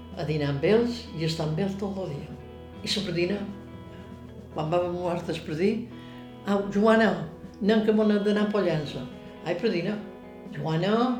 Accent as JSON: {"language": "Catalan", "town": "Montuïri", "region": "Balearic Islands", "country": "Spain", "tie": "born or raised there", "said": "Jo vaig néixer a Montuïri, som montuïrina, i m'hi sent. Quan vaig ser petita no me vaig moure"}